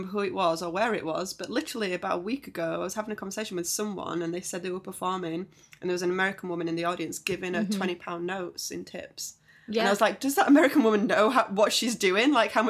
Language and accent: English; United Kingdom; to us as British people.